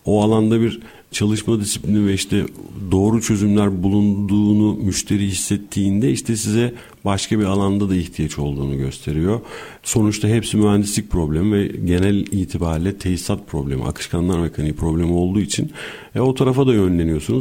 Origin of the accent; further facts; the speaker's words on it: Bursa, Turkey; moved away as an adult; now in Istanbul, Turkey; 1981 e, Bursa doğumluyum. E, ilk orta öğrenimi Bursa'da tamamladım.